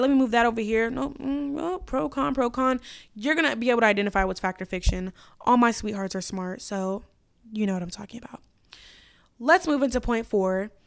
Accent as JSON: {"language": "English", "country": "United States", "said": "as an American woman"}